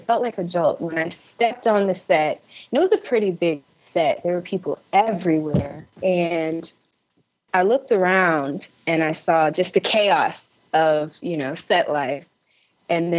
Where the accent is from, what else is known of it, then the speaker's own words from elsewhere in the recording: Houston, Texas, United States; now in Los Angeles, United States; I live in Los Angeles currently, but I'm from Houston, and my background is actually in theater. I started out when I was about four or five years old in community theater, and went from there through grade school and high school, and afterwards to local community theaters in Houston